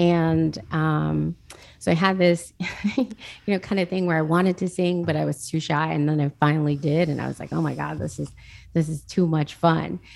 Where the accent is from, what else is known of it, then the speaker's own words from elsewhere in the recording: Jackson, United States; I grew up in Jackson